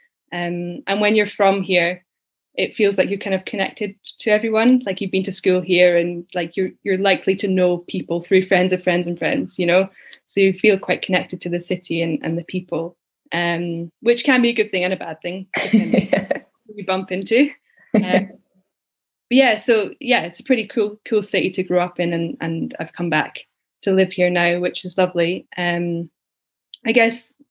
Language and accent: English; Edinburgh, Scotland, United Kingdom; also born or lived in Dominican Republic / Glasgow; I was born in Leith and grew up there, went to school there